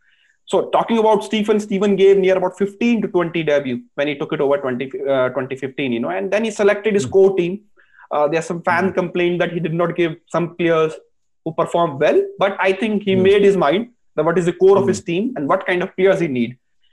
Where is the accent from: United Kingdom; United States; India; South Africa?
India